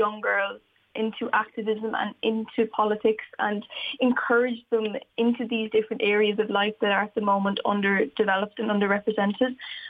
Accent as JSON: {"language": "English", "town": "Wexford", "region": "County Wexford", "country": "Ireland", "tie": "born or raised there", "said": "I see a lack of female leadership in Wexford sometimes when I look around, and especially when I was growing up"}